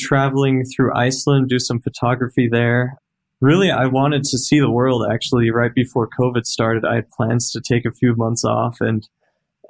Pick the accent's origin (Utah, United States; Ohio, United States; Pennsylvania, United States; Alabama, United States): Utah, United States; Salt Lake City; also born or lived in Germany; I was born in Germany. I was 7 years old when my family moved here to Salt Lake City